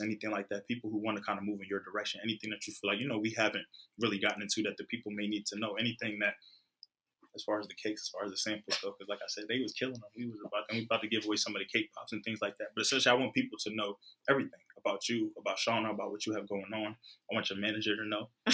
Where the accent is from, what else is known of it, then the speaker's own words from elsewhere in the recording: Philadelphia, Pennsylvania, United States; also born or lived in New York; I was born in New York, raised in Philly